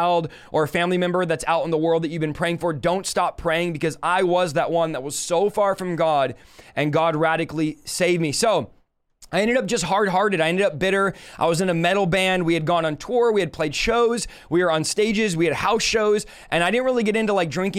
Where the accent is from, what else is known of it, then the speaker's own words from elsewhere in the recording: Manteca, California, United States; also born or lived in San Jose, California; I was born in San Jose, California at 8 years old. I moved to a city called Manteca, California